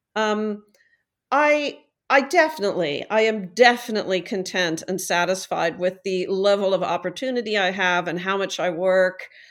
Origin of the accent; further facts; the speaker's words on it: Midwest, United States; I grew up in the Midwest